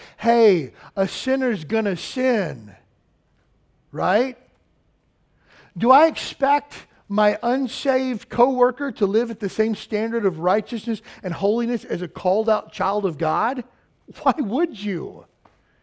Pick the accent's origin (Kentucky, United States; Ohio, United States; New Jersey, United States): Kentucky, United States; I grew up in the South, which is, you know, the middle of the Bible Belt in Kentucky